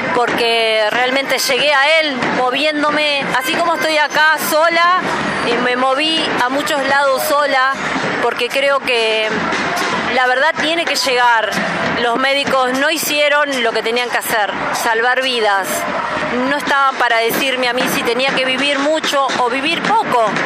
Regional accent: Ituzaingó, Buenos Aires Province, Argentina; somos de Ituzaingó

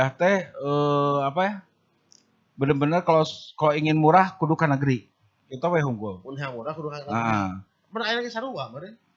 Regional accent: Bandung, West Java, Indonesia; born there; Tapi masih Bandung kan? Saya Bandung. Bandung. Lahir di Bandung.

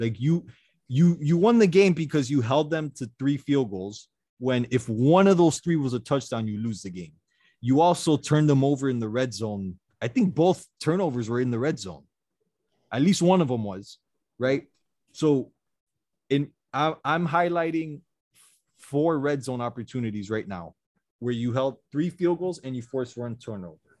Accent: Miami, Florida, United States; we're all from Miami. We're all Dolphins fans

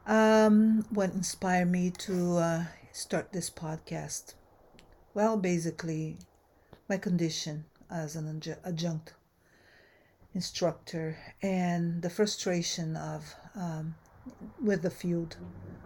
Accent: Brazil; also born or lived in United States; now in Southern California, United States; I am a Brazilian-American anthropologist. I've been in the United States since 1984. So I immigrated from Brazil originally

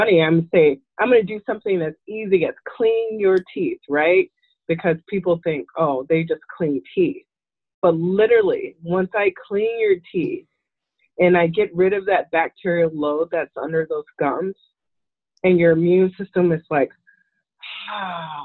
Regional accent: St. Louis, Missouri, United States; We're from St. Louis

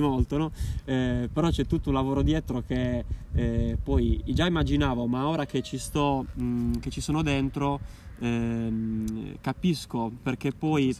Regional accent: Alghero, Sardinia, Italy; al centro storico di Alghero dove io da ragazzino facevo le, le prime marachelle

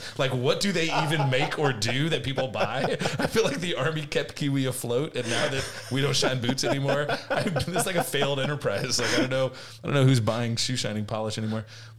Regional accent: Oakland, California, United States; I grew up in Oakland, California, graduated high school in 2002.

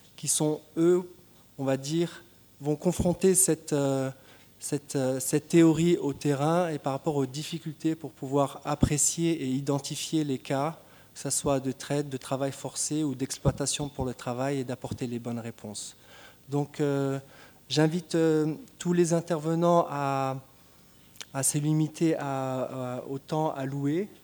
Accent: Tunisia; je suis tunisien

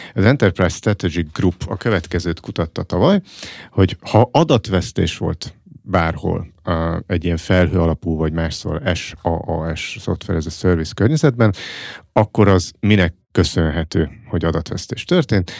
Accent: Fót, Pest, Hungary; én foton, ahol felnőttem

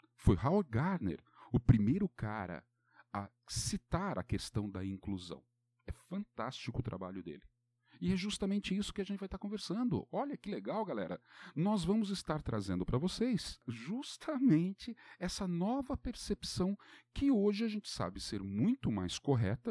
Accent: Brazil; nós brasileiros

